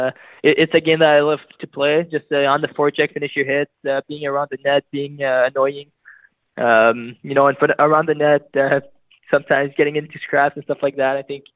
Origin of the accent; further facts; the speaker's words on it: Scottsdale, Arizona, United States; born there; Yeah, like you said, I'm born in Scottsdale, Arizona. I mean, I moved around when I was pretty young.